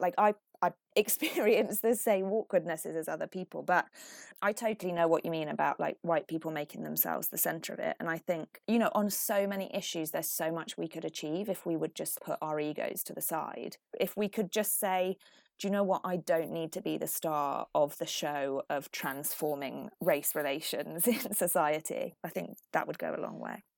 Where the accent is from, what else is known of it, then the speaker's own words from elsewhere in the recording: Finland; now in United Kingdom; I was brought up in Finland, which is, you know, not only white, but like very white.